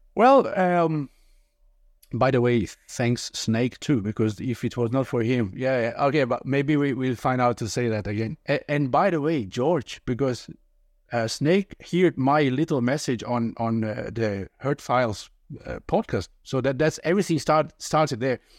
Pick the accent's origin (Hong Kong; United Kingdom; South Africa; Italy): Italy; English is a second language; moved away as an adult; now in Denmark; today I'm 46, living in Denmark. That is not my native country. I I'm originally from Italy